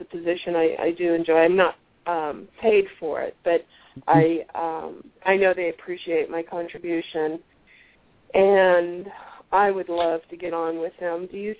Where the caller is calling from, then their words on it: Tucson, Arizona, United States; Tucson, Arizona.